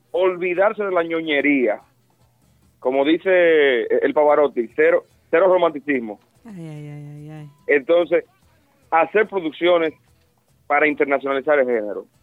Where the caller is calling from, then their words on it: Santiago, Dominican Republic; desde Santiago.